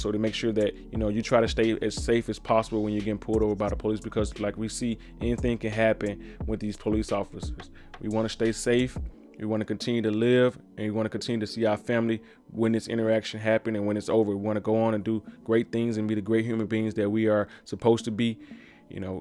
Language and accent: English; Mississippi, United States; down in my home state of Mississippi